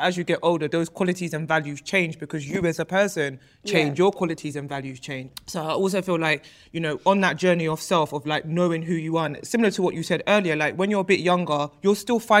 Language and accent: English; Nigeria; being Nigerian, I think within our communities, it's not something that we necessarily speak about.